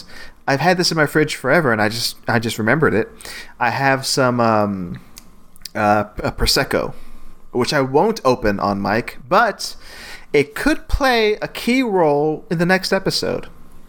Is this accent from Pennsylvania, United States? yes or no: no; New Jersey, United States; born there; now in Texas, United States; I'm a Texan at heart. I was born in New Jersey, but I've been living in Texas for 30 years, so I can say I am a Texan.